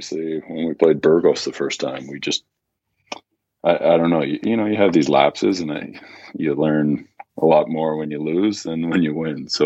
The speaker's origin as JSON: {"language": "English", "town": "Napanee", "region": "Ontario", "country": "Canada", "tie": "born there", "said": "I was born in Napanee"}